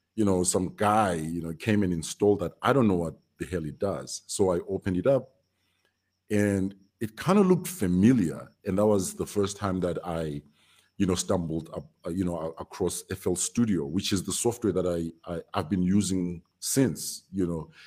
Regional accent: Victoria Falls, Matabeleland North, Zimbabwe; also born or lived in Bulawayo; born and raised in Victoria Falls, very small town.

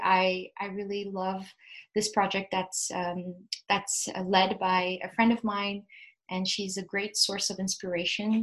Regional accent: Addis Ababa, Ethiopia; moved away as an adult; also born or lived in Ontario, Canada; now in Ottawa area, Canada; I was born and raised in Addis Ababa in Ethiopia

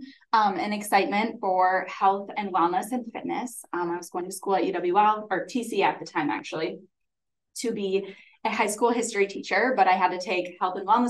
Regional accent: Holmen, Wisconsin, United States; I'm from Holman, so I really wanted to teach in my hometown

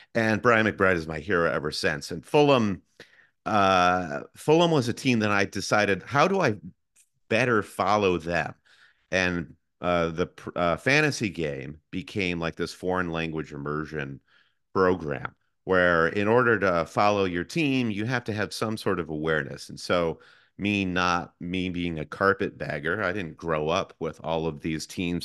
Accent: Michigan, United States; moved away; I am originally from Michigan, like my co-host Josh

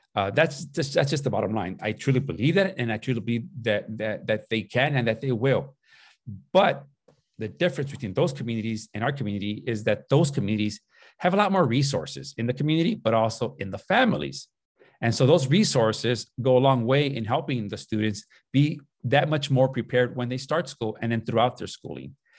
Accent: Los Angeles, California, United States; born or raised there; also born or lived in Nicolas Bravo, Chihuahua, Mexico / Tijuana, Mexico

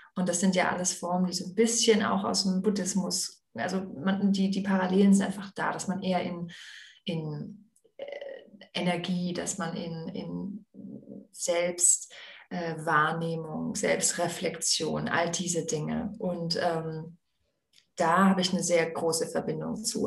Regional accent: Aalen, Baden-Württemberg, Germany; Ich bin eben ja in Aalen aufgewachsen

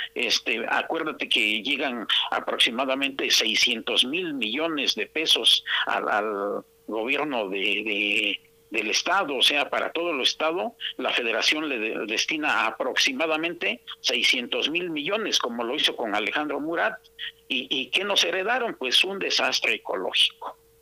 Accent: Oaxaca, Mexico; yo viví en mi niñez allí por Montoya por la colonia Casablanca

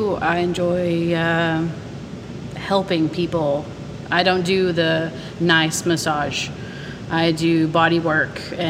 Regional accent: Gustine, Texas, United States; I'm from Gustine, Texas, a little low spot, just, you know, south of here.

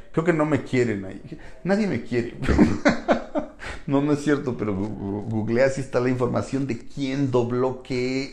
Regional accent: Mexico; que hacemos el doblaje somos mexicanos

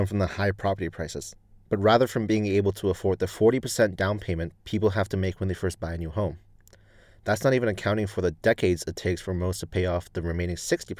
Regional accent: Hong Kong; I was born and raised in Hong Kong, spending just 3 years abroad for university.

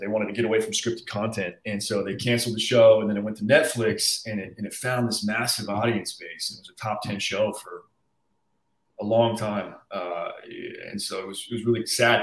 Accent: Arizona, United States; moved away as an adult; now in Los Angeles, United States; I was born in Arizona. Um, I lived there till I was 18 through high school

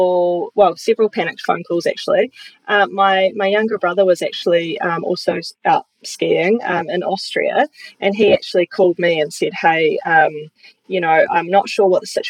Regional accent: New Plymouth, Taranaki, New Zealand; moved away as an adult; also born or lived in Palmerston North / Christchurch; I'm from Taranaki, amazing place to grow up.

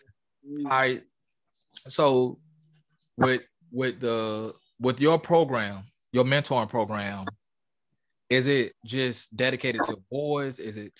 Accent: Charlestown, Massachusetts, United States; You know, I'm from Charlestown, and my neighborhood did little things. They had little summer camps. They had little events in our neighborhood.

